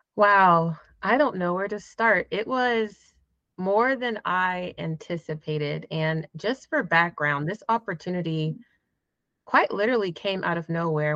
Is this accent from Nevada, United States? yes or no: no; Jacksonville, Florida, United States; now in Atlanta, United States; I am originally from Florida, Jacksonville, but I have spent majority of my life in Atlanta, Georgia, which is where I live now